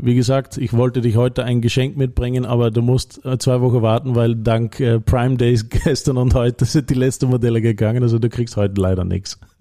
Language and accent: German; Netherlands; German is a second language; moved away as an adult; also born or lived in Belgium / Leoben, Austria; now in Austria; ich bin Niederländer